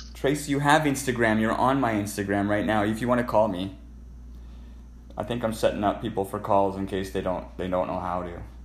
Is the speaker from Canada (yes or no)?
yes; Alberta, Canada; I'm a Canadian, so je parle en français. I'm from Alberta.